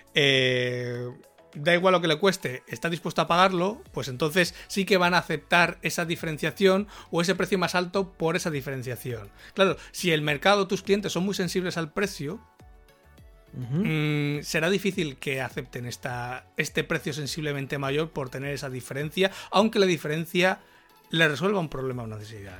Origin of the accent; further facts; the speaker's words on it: Spain